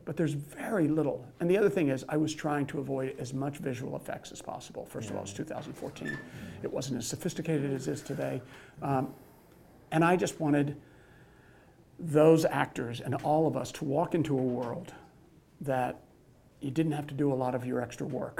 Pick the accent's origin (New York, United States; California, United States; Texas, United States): Texas, United States; I grew up in Texas